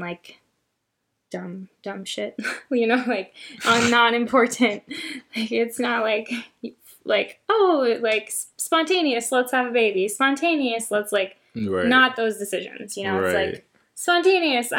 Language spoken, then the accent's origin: English; United States; as an American, and obviously I've never lived any experience other than being an American